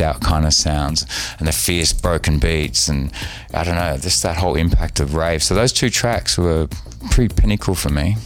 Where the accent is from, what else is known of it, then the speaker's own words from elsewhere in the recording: Sydney, New South Wales, Australia; I grew up on beaches at Manly